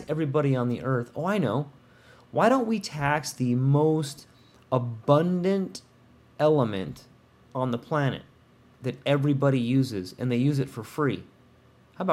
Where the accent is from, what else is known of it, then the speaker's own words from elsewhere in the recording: California, United States; I'm from California. You know, Nestle, when I was a young boy, we would go up to Palomar Mountain, go sledding up there.